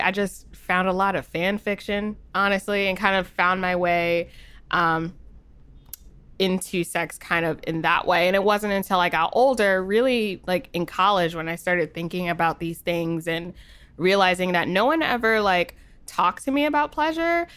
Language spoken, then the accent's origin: English; New Jersey, United States; I'm from Jersey, so I don't know, the accent might come out